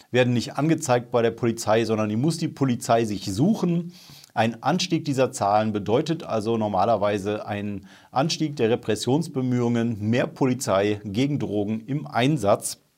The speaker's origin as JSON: {"language": "German", "town": "Remscheid", "region": "North Rhine-Westphalia", "country": "Germany", "tie": "born or raised there", "said": "Erstens ist das wichtig, weil Remscheid halt meine Heimatstadt ist und ich mich tierisch freue, wie Bolle, dass da mal was passiert"}